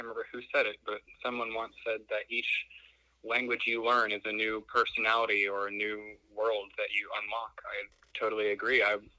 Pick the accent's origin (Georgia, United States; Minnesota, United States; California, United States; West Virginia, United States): Georgia, United States; Atlanta; moved away as an adult; also born or lived in Finland / South Korea; I left my hometown of Atlanta when I was 19. It was 2 weeks after I graduated high school.